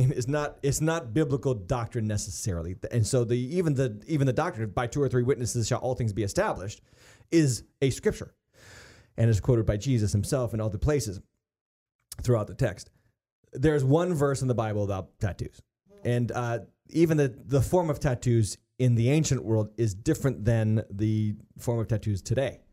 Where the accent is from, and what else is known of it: United States